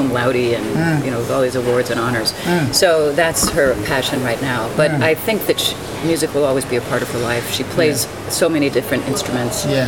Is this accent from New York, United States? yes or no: yes; New York City, New York, United States; I grew up in East Harlem, and I grew up in on the Upper West Side, very mixed neighborhoods